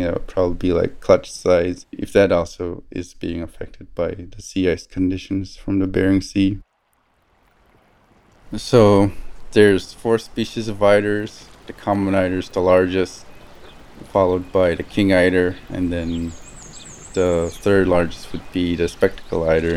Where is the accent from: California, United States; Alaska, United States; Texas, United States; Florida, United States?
Alaska, United States; Tuntutuliak; moved away as an adult; now in Fairbanks, United States; I spent my whole life or growing up in Tintituliak, living a subsistence lifestyle.